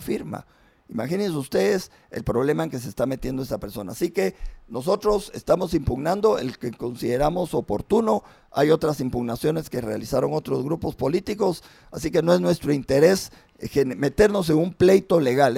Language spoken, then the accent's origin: Spanish; Guatemala; yo como, como ciudadano guatemalteca